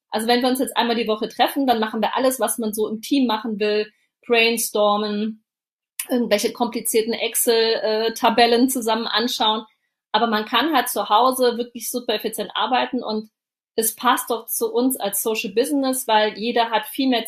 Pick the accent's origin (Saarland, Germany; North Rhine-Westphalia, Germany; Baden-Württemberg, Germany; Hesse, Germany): Saarland, Germany; Ich sitze in meinem Homeoffice und das ist im Saarland. Das ist meine Heimat.